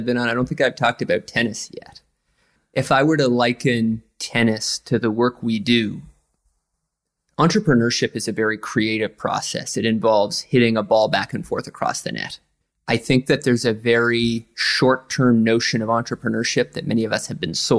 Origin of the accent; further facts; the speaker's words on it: east coast of Canada, Atlantic Canada, Canada; now in New York, United States; I'm from the east coast of Canada, right on the Atlantic Ocean